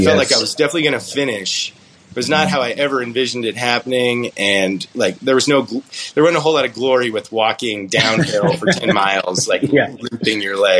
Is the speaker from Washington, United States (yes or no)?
no; Colorado, United States; "Where are you from?" I'm like, "Colorado."